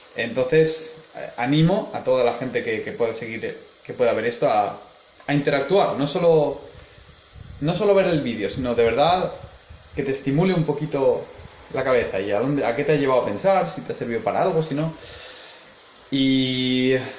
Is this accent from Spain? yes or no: yes; Elche, Valencian Community, Spain; moved away as an adult; now in Heidelberg, Germany; nací en Elche, estudié cuatro años de física en Valencia